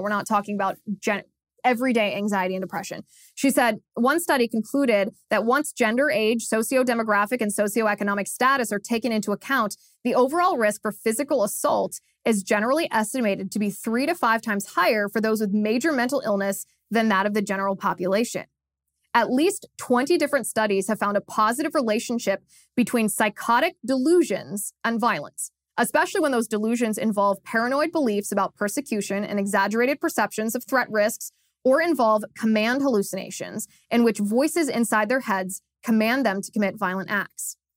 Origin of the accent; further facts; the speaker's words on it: Cincinnati, Ohio, United States; in Cincinnati, Ohio, my hometown